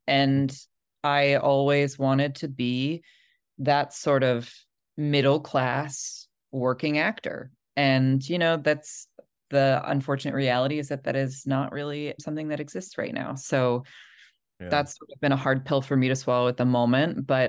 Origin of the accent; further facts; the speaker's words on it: Los Angeles, California, United States; moved away; I grew up in Los Angeles.